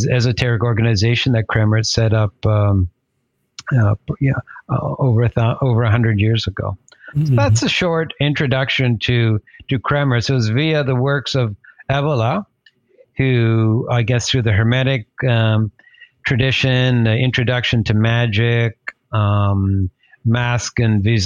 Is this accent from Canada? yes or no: yes; Canada; now in Toronto, Canada; I'm based in Toronto in Canada. I'm Canadian of Italian descent, from the Veneto, so not that far.